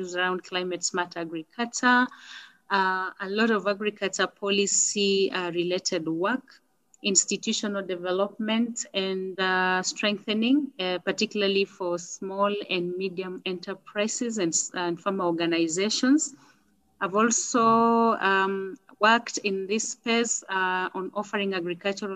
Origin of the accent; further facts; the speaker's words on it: Kenya; I am a Kenyan. I live in Nairobi